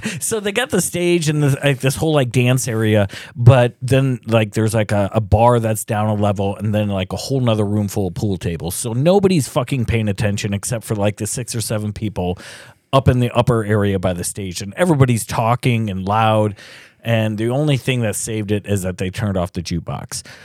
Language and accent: English; Cedar Rapids, Iowa, United States; I went to Saint Matt's up until, uh, nineteen eighty-nine